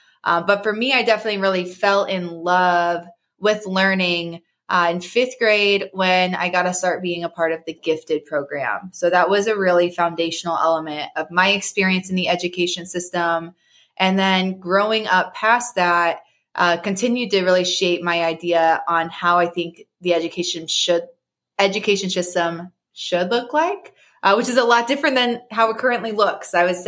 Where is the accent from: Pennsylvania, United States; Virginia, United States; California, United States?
Virginia, United States; born there; also born or lived in Kansas / Missouri; My family moved around a lot growing up. I was born in Virginia. We spent 5 years there. I started school in Kansas. We spent 5 years there. We moved to Missouri